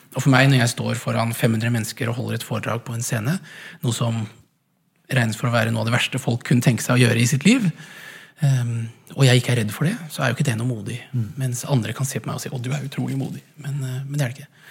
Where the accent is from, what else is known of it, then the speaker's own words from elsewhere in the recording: Langesund, Telemark, Norway; moved away; also born or lived in Haugesund / Edinburgh; jeg kom fra Langesund